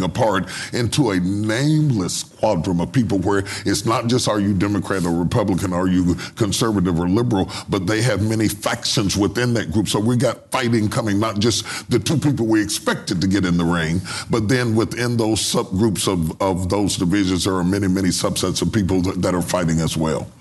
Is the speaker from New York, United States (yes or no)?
no; West Virginia, United States; I'm from West Virginia